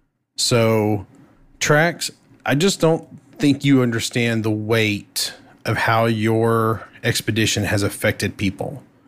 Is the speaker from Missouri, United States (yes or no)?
no; Texas, United States; I'm Texan.